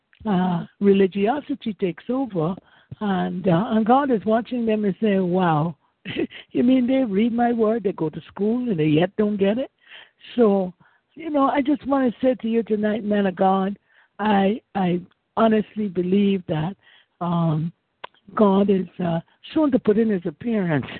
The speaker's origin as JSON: {"language": "English", "country": "Guyana", "moved": "yes", "lives_now": "Winter Haven, United States", "said": "I live in Winter Haven, Florida, but I'm from Guyana. Originally"}